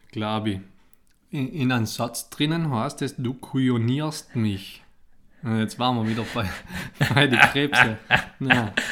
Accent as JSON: {"language": "German", "country": "Italy", "said": "ich bin Italiener"}